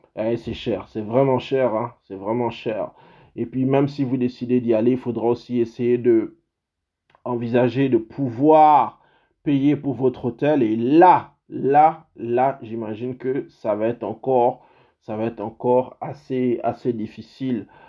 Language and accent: French; Gabon; now in Canada; dans mon pays, parce que je suis canadien, mais je suis aussi gabonais